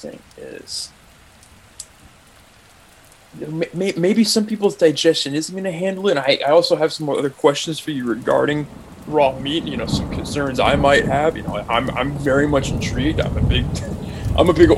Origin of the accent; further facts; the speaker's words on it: Bay Area, California, United States; I grew up in the Bay Area